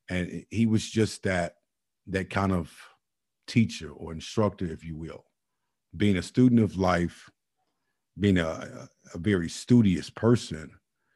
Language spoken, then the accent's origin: English; Chicago, Illinois, United States; All of us are products of Chicago. We're products, not only Chicago, Inglewood, for that matter. I remember days growing up in Chicago